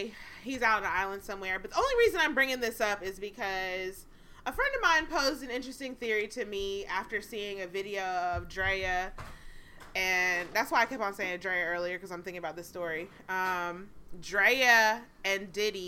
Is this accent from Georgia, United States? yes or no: yes; Fulton County, Georgia, United States; now in Pennsylvania, United States; born in Fulton County